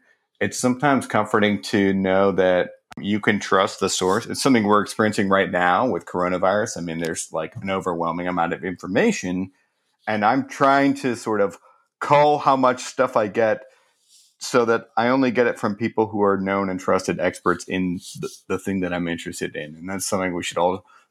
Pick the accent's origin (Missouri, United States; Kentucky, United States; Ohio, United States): Missouri, United States; St. Louis; I grew up in St. Louis, Missouri, which is a city